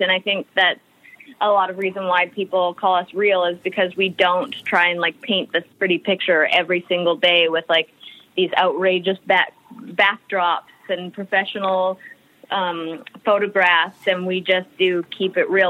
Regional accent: Alberta, Canada; moved away as an adult; also born or lived in Vancouver, Canada; now in United States; I grew up in Alberta, Canada, and then I had moved out to Vancouver on a dance scholarship

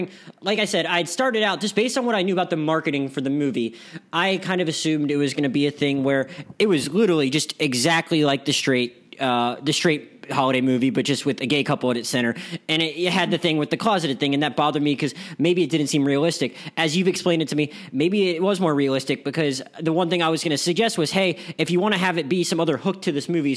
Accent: Philadelphia, Pennsylvania, United States; I'm from Philadelphia

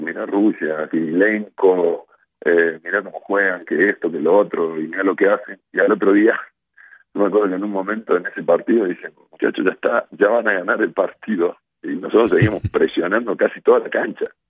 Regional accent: Argentina

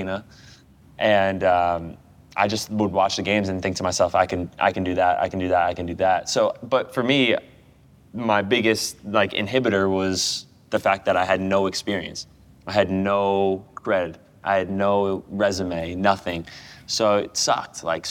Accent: United States; moved away as an adult; now in England; I'm American

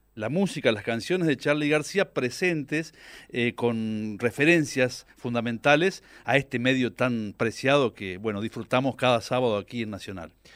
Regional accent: near Reconquista, northern Santa Fe, Argentina; accent: litoraleño mixed with Cordoban tonada; now in Córdoba, Argentina; yo soy del norte de Santa Fe, ah. de la costa

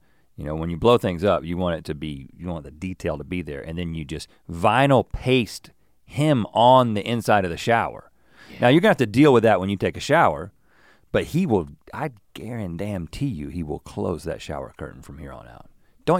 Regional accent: United States; I'm an American and I guess I shower in a particular American way.

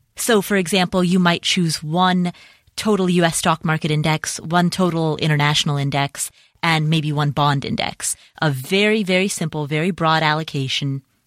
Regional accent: Cincinnati, Ohio, United States; Cincinnati, Ohio, which, by the way, is my hometown

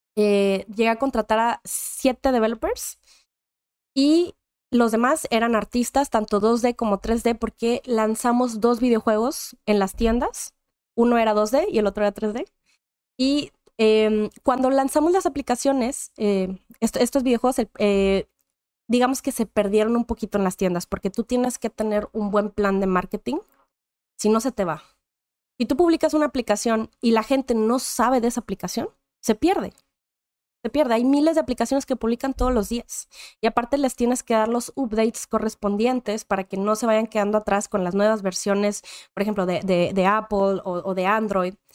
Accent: Monterrey, Nuevo León, Mexico; Yo soy nacida originaria de Monterrey, Nuevo León, México

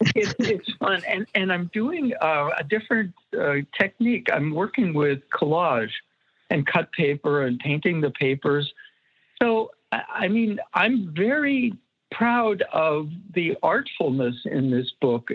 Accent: Erie, Pennsylvania, United States; moved away; I went back to my hometown, Erie, Pennsylvania

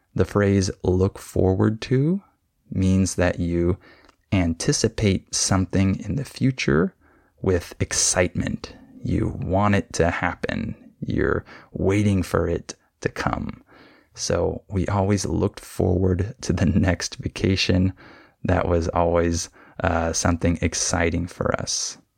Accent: California, United States; when I was growing up in California

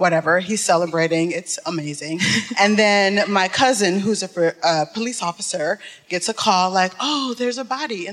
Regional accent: Detroit, Michigan, United States; I'm from Detroit.

